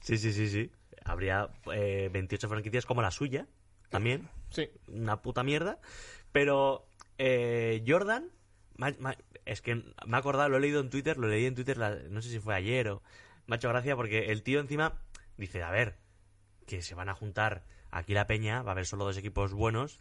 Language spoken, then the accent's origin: Spanish; Basque Country, Spain; yo soy vasco